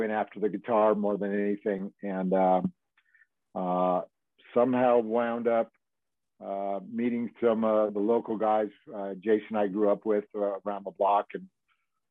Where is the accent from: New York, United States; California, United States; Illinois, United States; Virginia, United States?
California, United States; Manhattan Beach; I grew up here in Manhattan Beach, Hermosa Beach, California